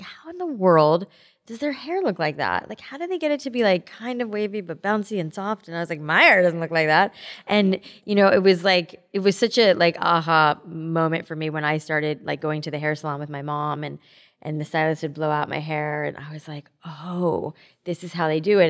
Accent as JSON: {"language": "English", "region": "South Florida", "country": "United States", "tie": "born or raised there", "said": "I grew up in South Florida"}